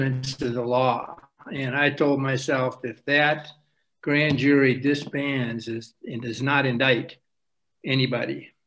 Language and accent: English; Nebraska, United States; I'm from Nebraska.